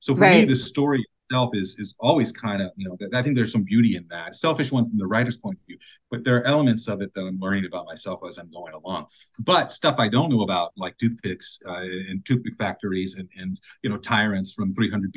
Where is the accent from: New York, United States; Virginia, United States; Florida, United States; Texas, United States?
Florida, United States; South; also born or lived in Indiana; I was born in Indiana, and then I moved down to South Florida when I was like 10 or 11 years old.